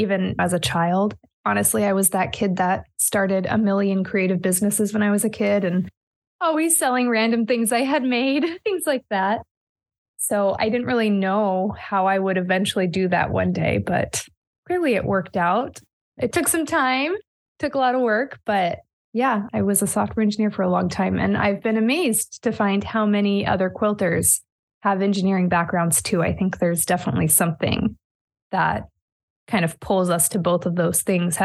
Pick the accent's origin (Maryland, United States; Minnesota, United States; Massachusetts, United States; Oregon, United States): Oregon, United States; also born or lived in California; I was born and raised in Oregon, and I have basically spent my whole life here